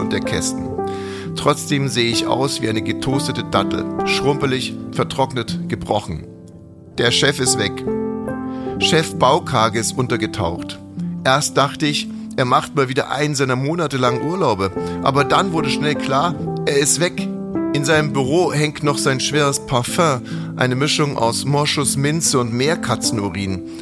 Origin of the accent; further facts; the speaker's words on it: Ammersee, Bavaria, Germany; aufgewachsen am Ammersee